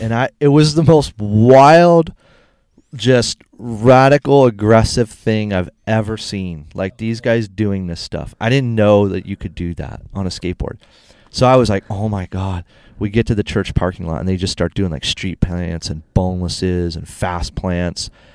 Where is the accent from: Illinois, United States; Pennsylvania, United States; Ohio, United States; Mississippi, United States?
Ohio, United States; Cleveland; moved away as an adult; also born or lived in San Diego, California; I'm from Cleveland